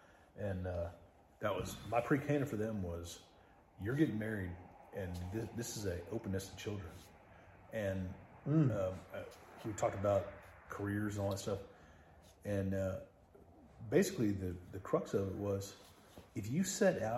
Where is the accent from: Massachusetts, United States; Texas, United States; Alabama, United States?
Texas, United States; I'm a Texan.